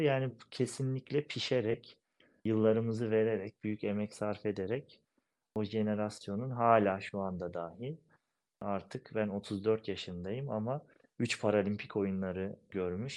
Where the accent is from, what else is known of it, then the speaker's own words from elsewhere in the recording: Pınarönü village, Erzincan, Turkey; moved away as an adult; also born or lived in Istanbul, Küçükçekmece / Erzurum; now in Ankara, Turkey; İstanbul Küçükçekmece doğumluyum. Şu an 34 yaşındayım. Ankara'da yaşıyorum. Yani hayatım bölümünü Erzincan Pınarönü köyünde geçirdim.